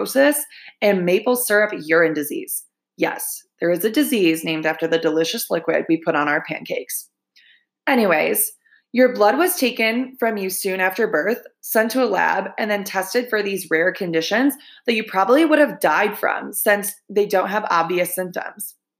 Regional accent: Michigan, United States; my home state of Michigan

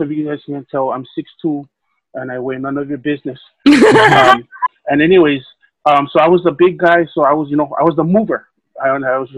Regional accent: Hawaii, United States; also born or lived in California / Halawa; I was born and raised in Hawaii. I spent a few years in the mainland, but the majority of my life here. We moved to Hawaii from California in 1989.

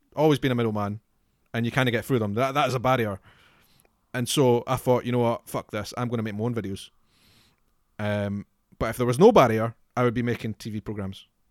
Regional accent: Scotland, United Kingdom; Scotland is obviously very important to me because I'm from Scotland

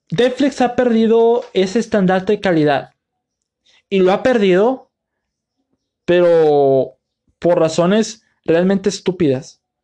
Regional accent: Mexico; mi país, aquí en México

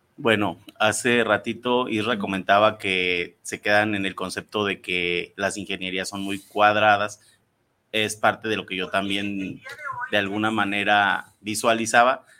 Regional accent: Irapuato, Guanajuato, Mexico; yo también soy de Irapuato

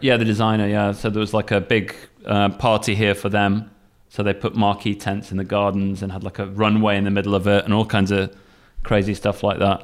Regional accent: Sheffield, Yorkshire and the Humber, United Kingdom; now in Kagoshima, Japan; I'm from Sheffield, Northern England

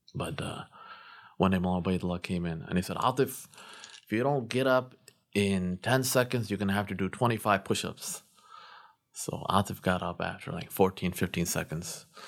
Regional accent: Glendale Heights, Illinois, United States; also born or lived in North Aurora, Illinois; I was born in Glendale Heights, better known as Ghetto Heights

